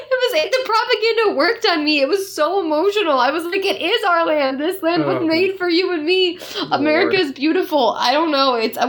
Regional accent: Ireland; and I think it's original, and I'm Irish, and I liked it.

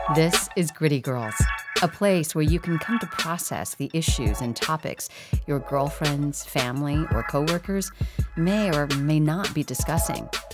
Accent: Midwest, United States; I grew up in the Midwest

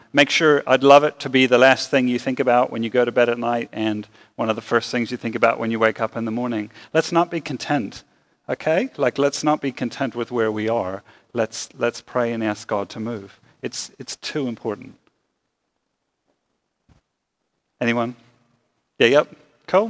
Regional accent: Lancaster County, Pennsylvania, United States; I had the privilege of growing up in Lancaster County, Pennsylvania

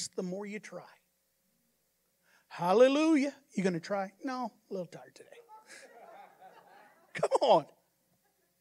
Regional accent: United States; I'm an American

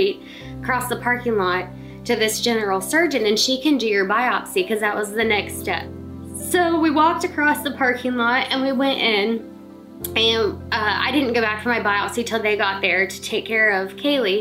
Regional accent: Pataskala, Ohio, United States; also born or lived in West Virginia / Carroll, Ohio; I'm originally from Pataskala and went to Watkins.

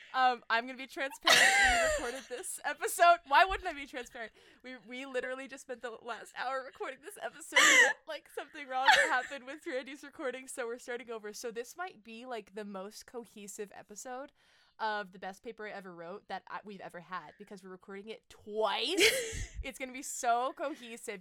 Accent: Middletown, New Jersey, United States; he raised his family in Middletown, which is where I grew up

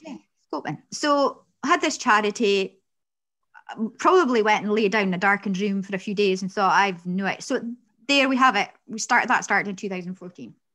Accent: Peterhead, Scotland, United Kingdom; I'm from Peterhead, and some people say derogatory things about that.

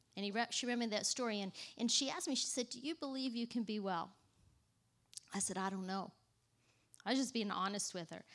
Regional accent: Texas, United States; moved away as an adult; now in New York, United States; I grew up in the South. I'm not from New York. I don't know if you could tell that or not, but I grew up in, in Texas

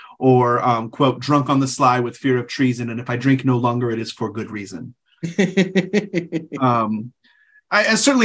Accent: California, United States; being a Californian

